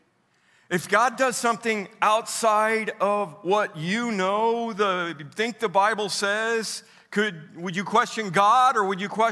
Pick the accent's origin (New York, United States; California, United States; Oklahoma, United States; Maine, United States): Oklahoma, United States; also born or lived in Roby, Missouri; I'm from Oklahoma, but I was born in Missouri.